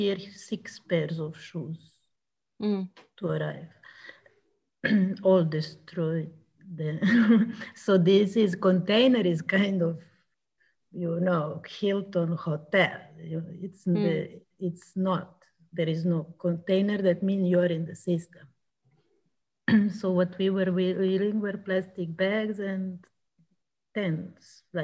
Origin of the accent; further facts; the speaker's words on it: Serbia; I'm from Serbia